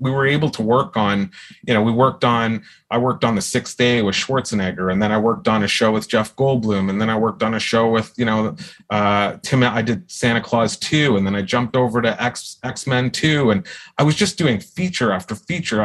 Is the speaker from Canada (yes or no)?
yes; Ontario, Canada; I grew up in Ontario